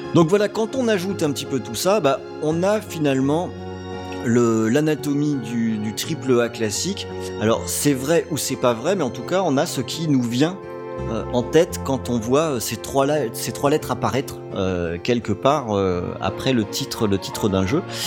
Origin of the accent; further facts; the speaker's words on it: Rennes, Brittany, France; je suis Rennais